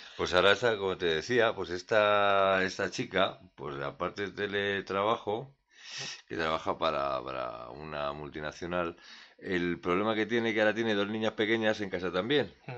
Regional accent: Community of Madrid, Spain

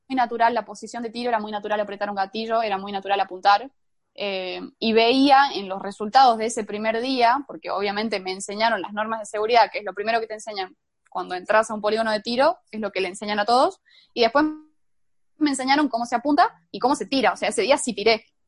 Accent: La Rioja, Argentina; me vine a la casa de mis padres, a La Rioja

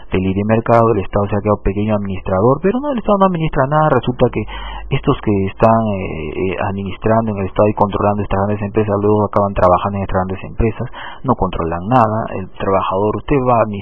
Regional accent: Peru

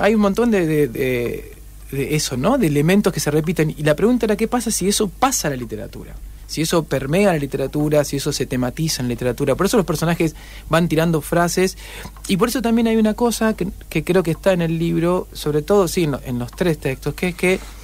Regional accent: Rosario, Santa Fe, Argentina; also born or lived in Noetinger; Yo nací en Noetinger, pero los 15 días estaba en Rosario

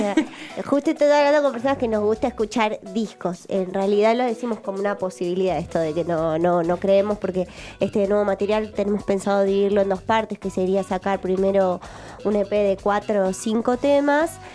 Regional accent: Buenos Aires, Argentina; yo soy de Capital, soy, yo soy mm. re porteña

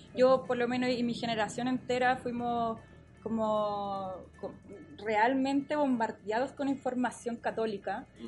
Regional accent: Lo Barnechea, Santiago Metropolitan Region, Chile; soy del Cerro 18 de los Barnechea.

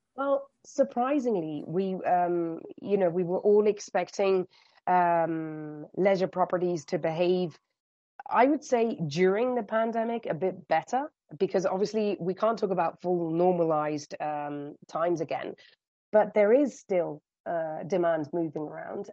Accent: United Kingdom; accent: British; moved away as an adult; now in Spain; as you can gather from my accent, um, I started off in the UK.

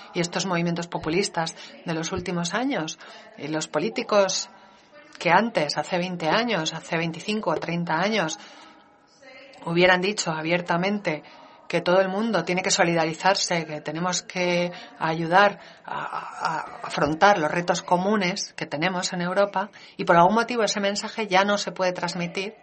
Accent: Denmark; mi país

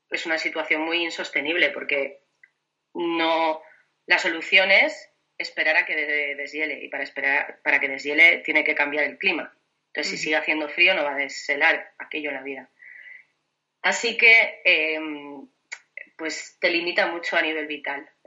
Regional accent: Villaseca, Castile and León, Spain; Mi pueblo se llama Villaseca y está a mil doscientos y pico.

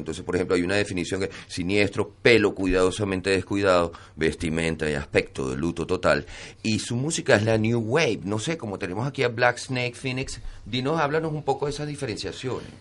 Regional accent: Venezuela; moved away; also born or lived in Barcelona; todos los venezolanos, tanto los que están allá que lo están sufriendo a piel propia y como los que estamos fuera

